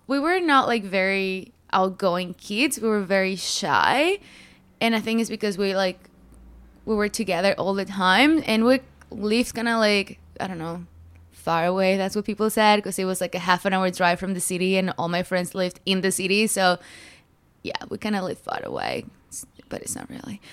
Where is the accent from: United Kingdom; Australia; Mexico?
Mexico; moved away; also born or lived in United States / Morelos; I grew up in Mexico. Um, I was born in America, but my parents went back home